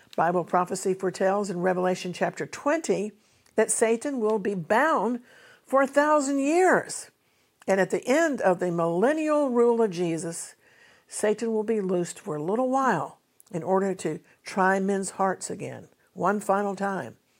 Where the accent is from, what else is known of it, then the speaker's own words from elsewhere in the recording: United States; also born or lived in United Kingdom; an American who holds dual nationality, both American and British